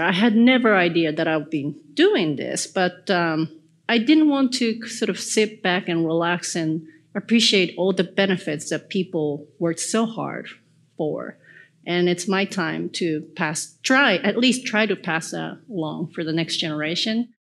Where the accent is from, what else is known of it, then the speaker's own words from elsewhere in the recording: Japan; I'm from Japan, but uh, my grandparents moved to Japan from South Korea before the World War ended in 1945.